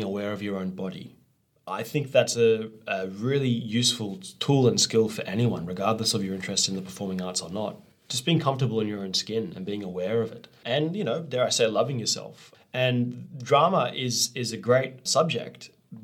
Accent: Australia; I'm from Australia

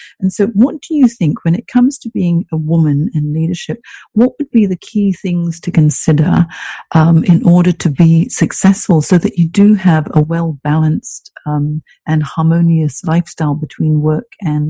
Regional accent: Hong Kong; also born or lived in Singapore / Europe; now in Sydney, Australia; I'm from Hong Kong and then spent a lot of time in Singapore as well, and in Europe before coming to Sydney

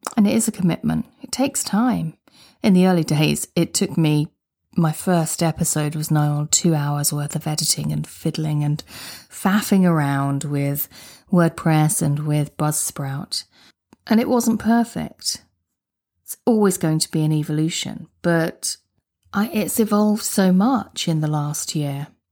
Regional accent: United Kingdom; I'm a Brit. I say garage, not garage.

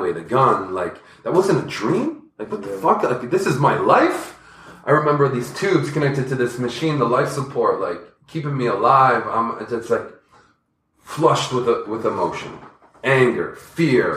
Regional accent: Toronto, Ontario, Canada; also born or lived in Scarborough; I'm from Toronto

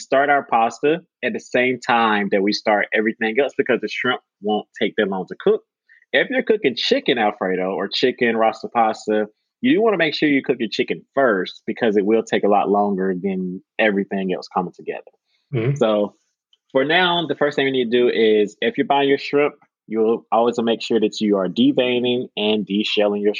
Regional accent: United States; As an American

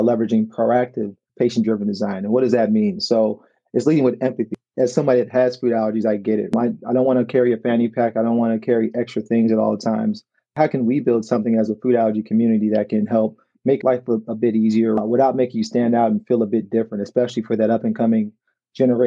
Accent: Chicago, Illinois, United States; moved away as an adult; now in Detroit, United States; I currently live in Detroit, Michigan, where our company is based. I'm from Chicago, Illinois

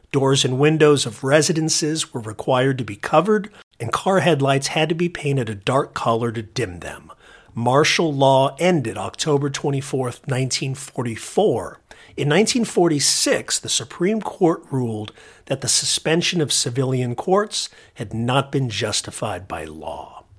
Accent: La Habra, California, United States; La Habra, California, a middle and working class enclave at the north end of Orange County, where I was born in August 1969

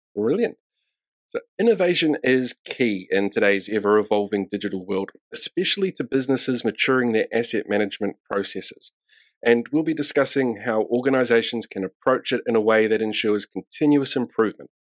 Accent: New Zealand; I'm from New Zealand

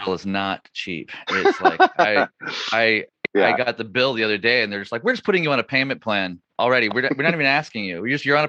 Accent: Chico, California, United States; I'm back home in Chico, California these days. Mm-hmm, and I love my hometown

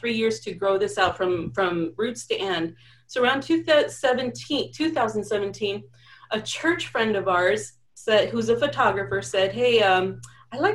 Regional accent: United States; also born or lived in Mexico; I was born in Mexico. I was brought here at the age of about 1.5 years old. So I am very Mexican, but I'm also very American, if you ask me. So anyways, with that being said, I went to school here

